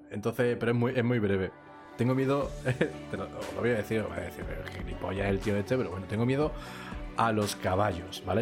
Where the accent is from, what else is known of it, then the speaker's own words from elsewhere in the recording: Seville, Andalusia, Spain; Como ya vosotros sabéis, yo soy sevillano, y aquí en Sevilla, pues hay una semana al año que se hace una feria